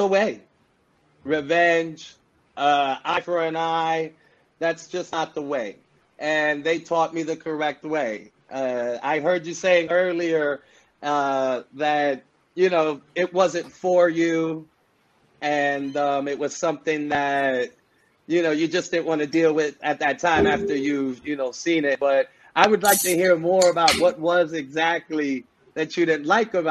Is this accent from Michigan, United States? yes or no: no; New York City, New York, United States; I'm born and raised in the Bronx, New York City. And I come from, of course, Puerto Rican descent